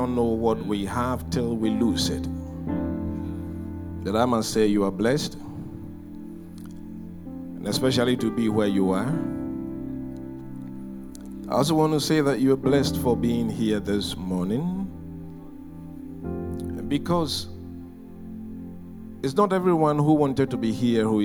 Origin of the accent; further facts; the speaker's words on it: Ghana; we are coming from Ghana, which is in the west coast of Africa